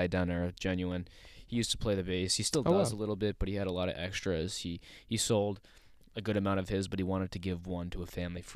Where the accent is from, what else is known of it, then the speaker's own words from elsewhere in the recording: Sterling, United States; I'm going to miss Sterling. I'm going to miss my hometown.